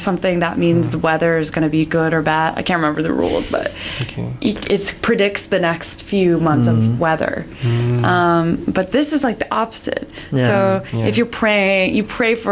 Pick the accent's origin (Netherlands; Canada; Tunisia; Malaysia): Canada; me as a Canadian